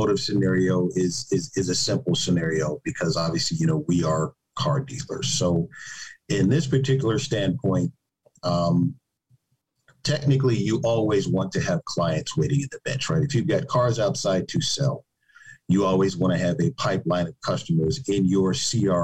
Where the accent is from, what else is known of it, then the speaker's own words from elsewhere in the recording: Chicago, Illinois, United States; I'm from Chicago